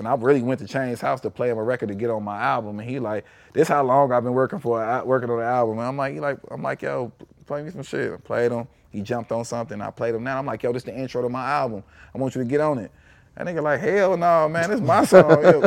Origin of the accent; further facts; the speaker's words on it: Chicago, Illinois, United States; growing up in Chicago